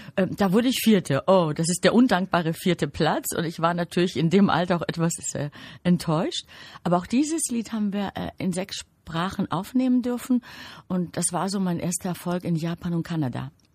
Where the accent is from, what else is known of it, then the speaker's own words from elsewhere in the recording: Greece; now in Germany; Ich bin natürlich in Griechenland geboren